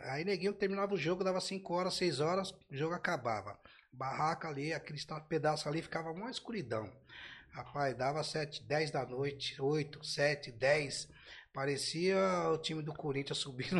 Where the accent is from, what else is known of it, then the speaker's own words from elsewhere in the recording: São Paulo, Brazil; Sou daqui da Zona Oeste, fui pra Zona Leste